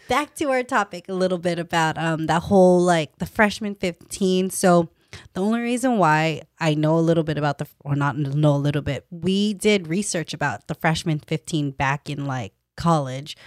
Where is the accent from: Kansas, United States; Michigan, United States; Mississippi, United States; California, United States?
California, United States; Stockton; also born or lived in Davis; I was a girl from Stockton, born and raised